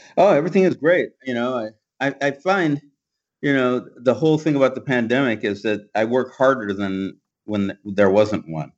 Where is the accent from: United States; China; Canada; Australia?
United States; Los Angeles, California; moved away as an adult; also born or lived in Vermont / East Coast; I was born here in Los Angeles and I went to, um, you know, a elementary school, a private, uh, like a, a Baptist elementary school in, in South Central. And then I, I moved over toward Western L A and went to junior, public junior high school and high school.